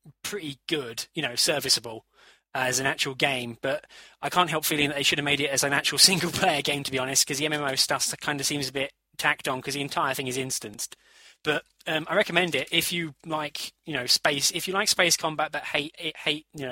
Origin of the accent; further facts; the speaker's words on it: United Kingdom; we're British